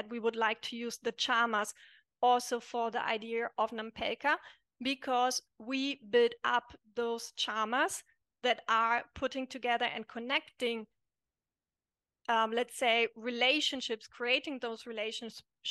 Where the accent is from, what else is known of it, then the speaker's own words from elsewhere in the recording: Germany; moved away as an adult; also born or lived in Italy; I'm German, growing up in Germany, we are a very individualistic country